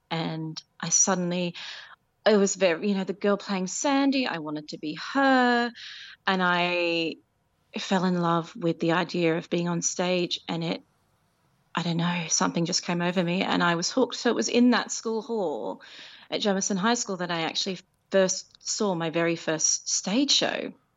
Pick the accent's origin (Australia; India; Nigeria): Australia; Penrith, New South Wales; moved away as an adult; now in London, United Kingdom; I was born in Nepean Hospital and I grew up in South Penrith